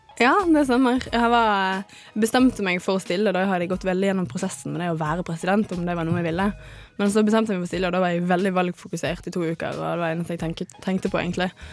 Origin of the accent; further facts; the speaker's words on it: Bergen, Vestland, Norway; also born or lived in Salvador, Brazil; now in Trondheim, Norway; Jeg kommer fra Bergen, det hører dere sikkert.